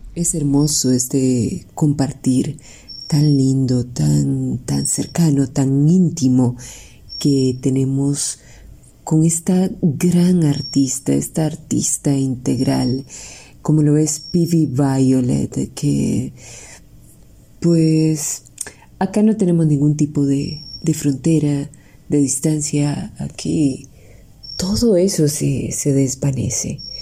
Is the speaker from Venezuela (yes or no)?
no; Costa Rica; como decimos en Tiquicia